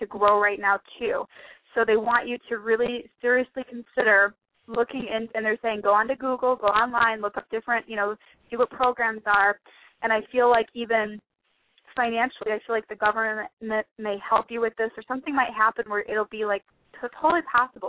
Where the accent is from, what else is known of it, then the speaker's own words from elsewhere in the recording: Detroit, Michigan, United States; moved away as an adult; also born or lived in Plymouth, Michigan; now in Arizona, United States; I'm from Detroit, Michigan, and I was running this spiritual women's group in Michigan